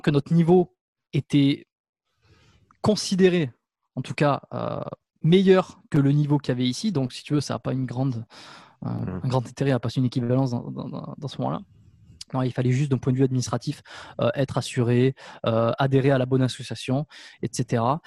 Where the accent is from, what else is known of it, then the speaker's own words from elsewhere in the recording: France; moved away as an adult; also born or lived in Canada; j'ai eu une occasion de m'installer en France dans ma région natale